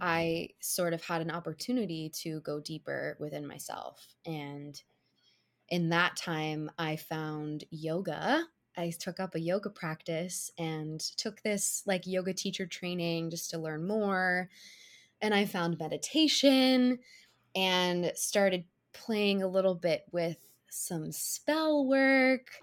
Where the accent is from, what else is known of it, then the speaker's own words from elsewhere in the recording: Cincinnati, Ohio, United States; now in New York City, United States; I grew up in Cincinnati, Ohio